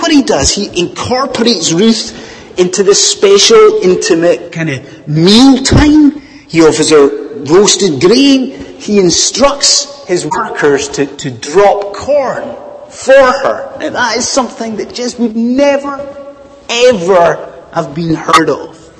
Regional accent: Scot, Scotland, United Kingdom; now in England, United Kingdom; as a Scot living in England

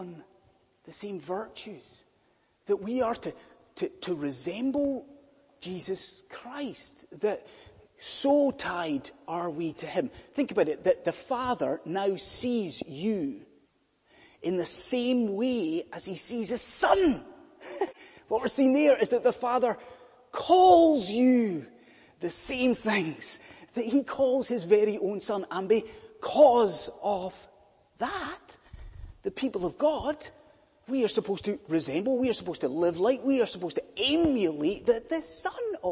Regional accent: United Kingdom; being British

